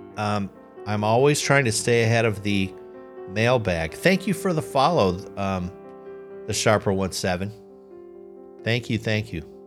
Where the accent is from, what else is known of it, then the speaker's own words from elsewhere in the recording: United States; I'm American. That's my nationality.